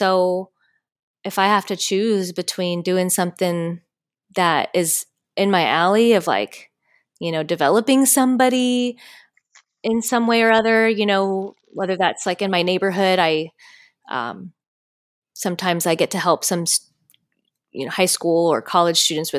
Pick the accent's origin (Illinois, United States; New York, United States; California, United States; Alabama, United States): California, United States; And I'm like a Californian, like, that's where I grew up.